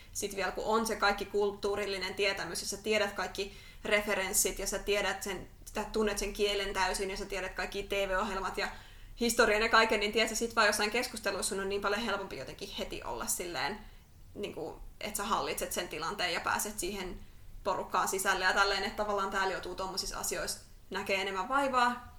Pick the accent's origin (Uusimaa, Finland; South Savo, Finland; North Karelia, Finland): Uusimaa, Finland; Järvenpää; moved away as an adult; also born or lived in Tampere; mä oon Järvenpäästä. Mä oon asunut Järvenpäässä melkein koko ikäni